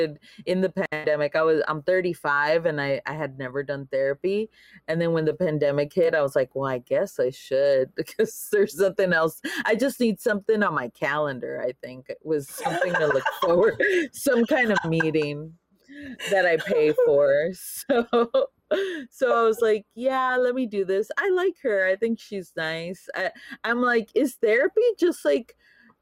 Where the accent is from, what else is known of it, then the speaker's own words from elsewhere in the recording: Laredo, Texas, United States; also born or lived in San Marcos, Texas; now in Austin, United States; I'm from Laredo, on the border, 956. And I was born and raised there all my life.